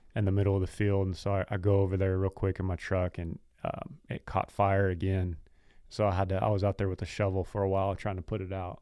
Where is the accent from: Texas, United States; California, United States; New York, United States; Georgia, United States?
Texas, United States; we're from Texas